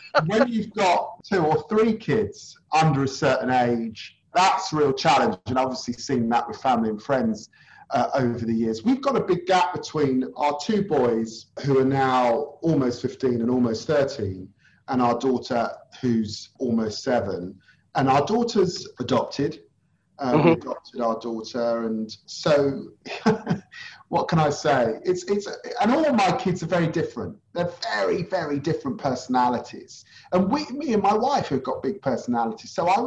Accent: London, United Kingdom; I grew up in Tottenham in the 1970s and 80s

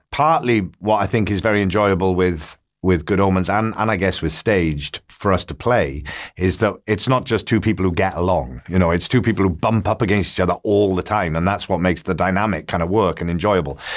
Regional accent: Port Talbot, Wales, United Kingdom; my hometown in Port Talbot in South Wales.

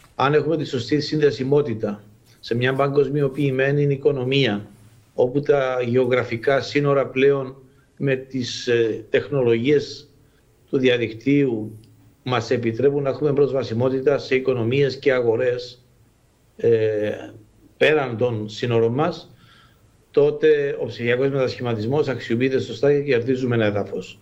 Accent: Cyprus

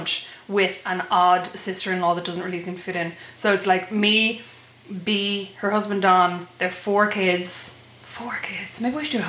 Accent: Kildare, Leinster, Ireland; moved away as an adult; also born or lived in Dublin; now in Fort Wayne, Indiana, United States; We're from Kildare.

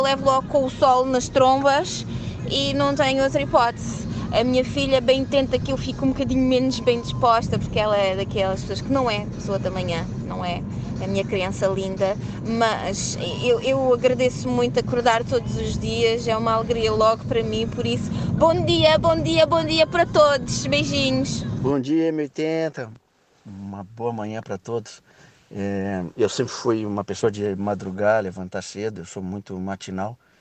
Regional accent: Quarteira, Algarve, Portugal; como algarvia de quarteira

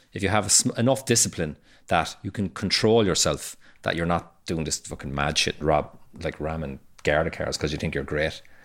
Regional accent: Cork, Munster, Ireland; I grew up in Fair Hill and, and the north side of Cork

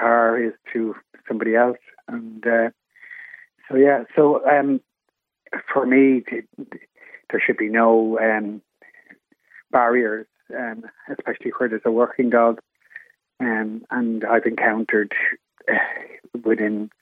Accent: Killarney, Munster, Ireland; not in Killarney, not in my hometown

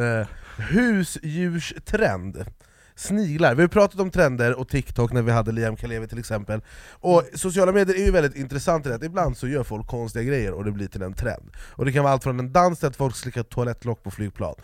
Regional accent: Jordbro, Stockholm County, Sweden; jag är från Jordbro Men, det var där jag växte upp

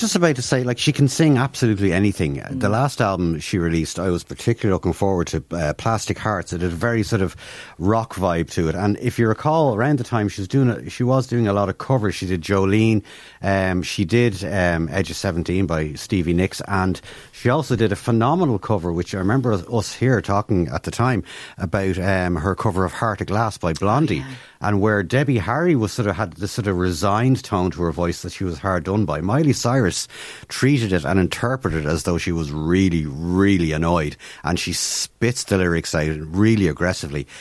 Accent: Ireland; as Irish people

